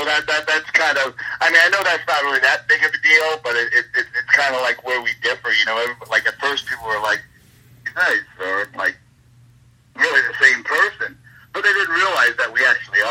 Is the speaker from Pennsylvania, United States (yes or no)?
yes; Philadelphia, Pennsylvania, United States; we're both boys from Philadelphia. We're both Irish